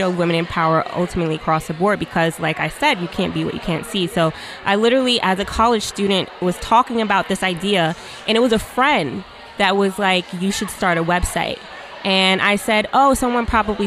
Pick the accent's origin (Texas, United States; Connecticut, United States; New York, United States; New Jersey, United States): New York, United States; New York City; I'm from New York City